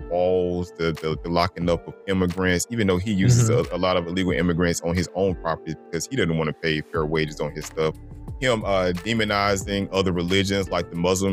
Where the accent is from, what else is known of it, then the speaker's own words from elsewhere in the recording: DeKalb County, Georgia, United States; also born or lived in Macon, Georgia; I grew up in DeKalb County. So I am a Georgia boy. I'm homegrown